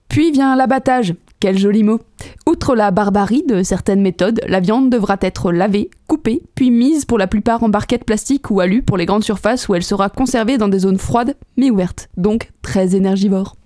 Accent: Savoy, Auvergne-Rhône-Alpes, France; On est savoyard à la base

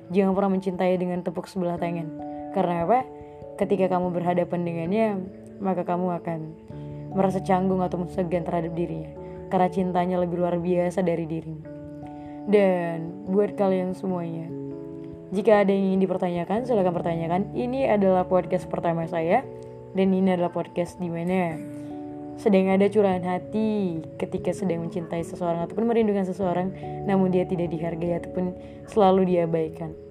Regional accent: Medan, North Sumatra, Indonesia; aku berasal dari kota Medan

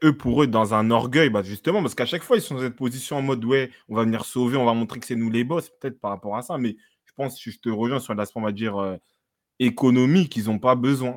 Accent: France; je suis né en France

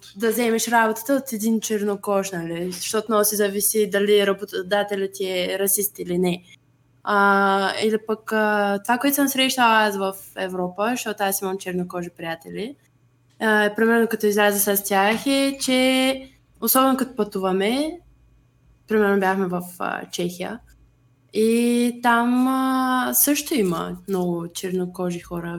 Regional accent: Bulgaria; че съм българка

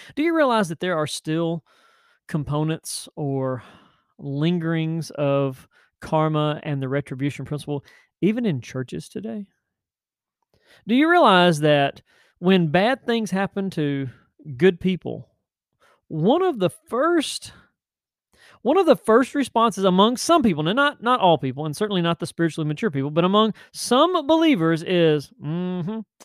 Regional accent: Tennessee, United States; now in Chesapeake, United States; I'm from Tennessee

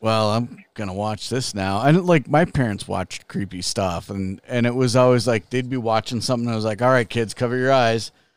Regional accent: Chicago, Illinois, United States; I grew up in Chicago

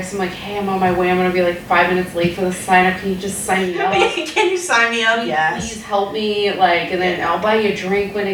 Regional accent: California, United States; also born or lived in Arizona / San Luis Obispo; now in Los Angeles, United States; I'm originally from Northern California

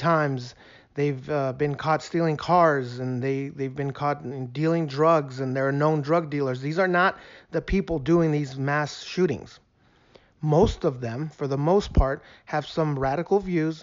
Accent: El Paso, Texas, United States; moved away; I'm from El Paso

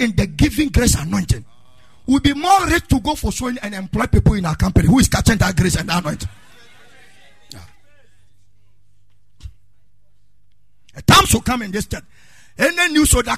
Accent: Ghana

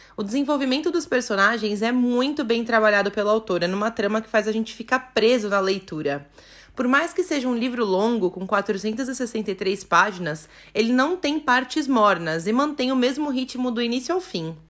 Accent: São Paulo, Brazil; E eu sou de São Paulo

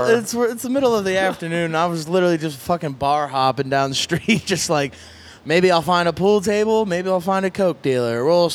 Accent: Lancaster, Pennsylvania, United States; right now I'm telling everybody I'm from Philly just because if I'd be like, oh, I'm from Lancaster, people are like, well, where's Lancaster? I'm like, it's outside of Philly.

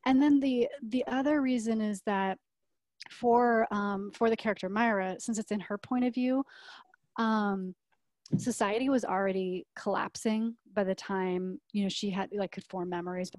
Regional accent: Nebraska, United States; you know, growing up in Nebraska

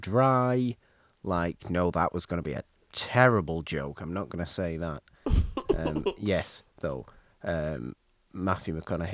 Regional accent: United Kingdom; I'm British

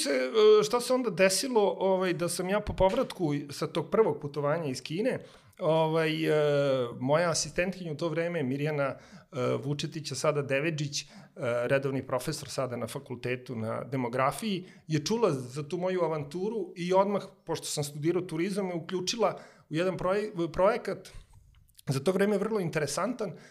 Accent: Smederevska Palanka, Šumadija and Western Serbia, Serbia; moved away as an adult; also born or lived in Belgrade / China; ja sam iz Smederevske palanke i mi smo palančani, kad smo došli u, u Beograd

